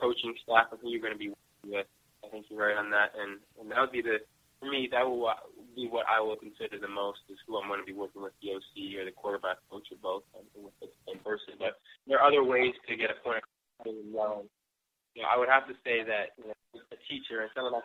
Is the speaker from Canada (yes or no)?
yes; Canada; now in Alabama, United States; I'm still Canadian